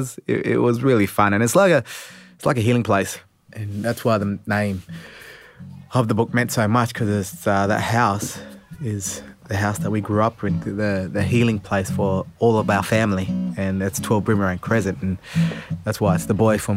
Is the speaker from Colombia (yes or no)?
no; Port Lincoln, South Australia, Australia; I was born in Port Lincoln. If people don't know where that is, that's where you do the great white shark diving here in Australia.